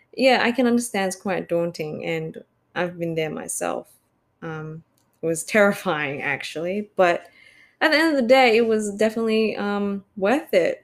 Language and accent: English; Australia; I'm Australian born Chinese